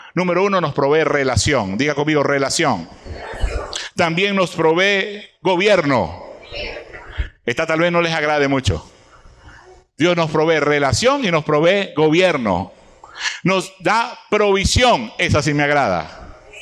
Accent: Venezuela; nosotros los venezolanos

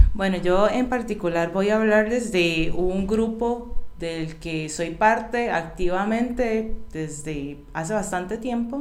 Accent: San José, Costa Rica; now in Alajuela, Costa Rica; nací en San José, y vivo en Alajuela

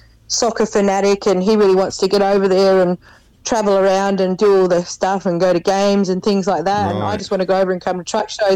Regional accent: Australia; born or raised there; accent: bogan

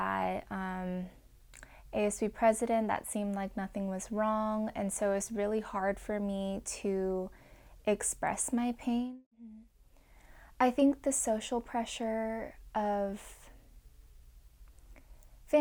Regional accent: Irvine, California, United States; I grew up in Irvine, California in suburbia

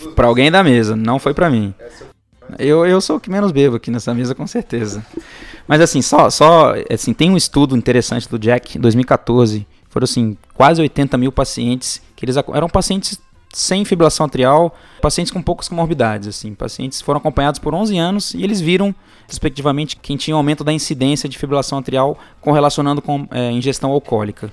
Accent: Guajará-Mirim, Rondônia, Brazil; moved away; also born or lived in Macaé; pessoal lá da minha terra, o pessoal de Rondônia, principalmente Guajaramirim

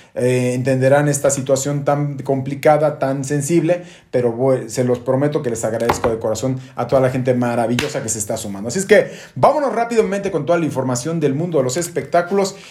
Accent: Mexico; estamos sumamente orgullosos como mexicanos

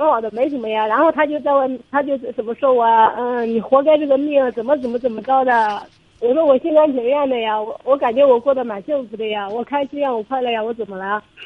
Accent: Suzhou, Jiangsu, China; 我是江苏苏州这里

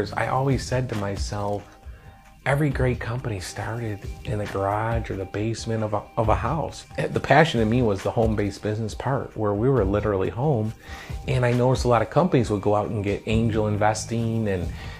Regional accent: Detroit, Michigan, United States; Growing up in Detroit

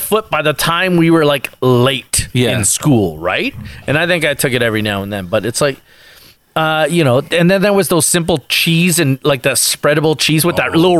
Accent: Berlin, Germany; Hey, I grew up in Berlin.

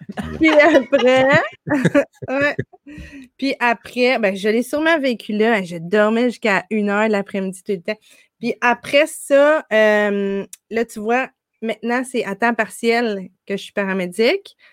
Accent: Gatineau, Quebec, Canada; moved away as an adult; also born or lived in Ottawa / Montreal; now in Ontario, Canada; on habitait au Québec, l'autre côté du pont, à Hall

